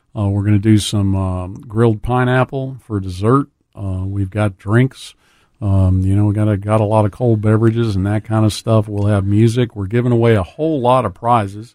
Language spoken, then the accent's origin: English; South Louisiana, United States; now in Memphis, United States; I grew up in South Louisiana